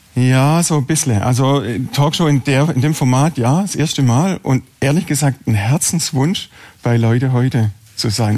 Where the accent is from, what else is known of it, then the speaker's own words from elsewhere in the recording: Herrenberg, Baden-Württemberg, Germany; ich backe in sechster Generation in Herrenberg Brot. Ähm, ich habe vor 20 Jahren den Betrieb meiner Eltern übernommen